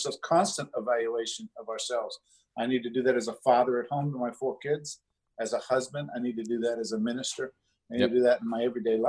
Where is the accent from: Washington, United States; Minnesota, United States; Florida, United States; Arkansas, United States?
Florida, United States; South; moved away; I grew up in South Florida